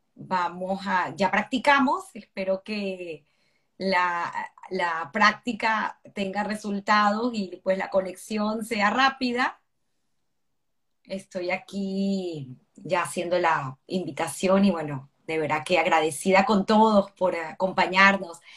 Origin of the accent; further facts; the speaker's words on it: Venezuela; nosotros en Venezuela tenemos una cédula de identidad que nos identifica con un número